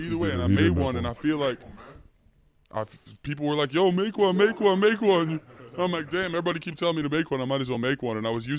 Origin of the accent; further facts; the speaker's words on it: Michigan, United States; now in New York, United States; I'm from Michigan.